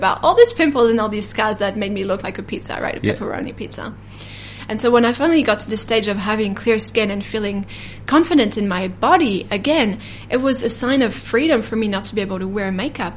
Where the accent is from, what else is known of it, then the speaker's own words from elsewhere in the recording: France; now in New Zealand; I was raised in France